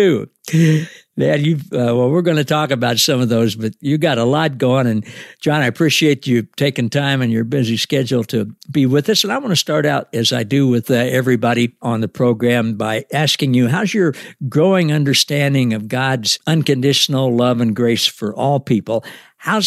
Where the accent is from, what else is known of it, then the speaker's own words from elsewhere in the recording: Kansas, United States; right here in my home state of Kansas